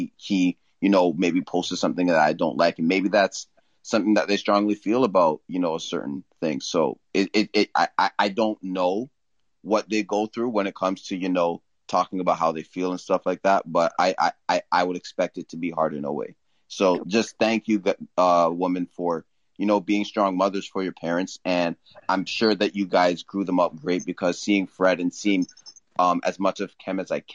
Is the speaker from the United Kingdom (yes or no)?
no; Brampton, Ontario, Canada; I'm from Brampton. It's close to Toronto